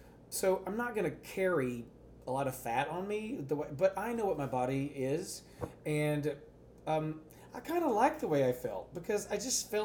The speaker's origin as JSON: {"language": "English", "region": "Texas", "country": "United States", "accent": "Texas"}